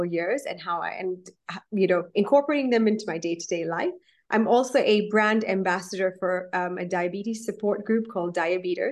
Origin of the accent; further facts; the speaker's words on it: Kenya; I'm a Kenyan Indian. So I was, I'm Indian, but raised in Kenya, East Africa.